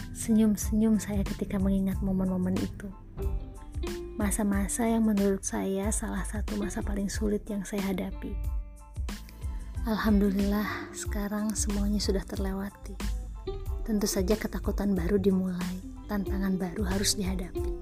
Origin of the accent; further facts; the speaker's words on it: Bandung, West Java, Indonesia; born there; Berbekal restu orang tua, kami kembali ke Bandung. Bismillah memulai usaha di kota kelahiran kami.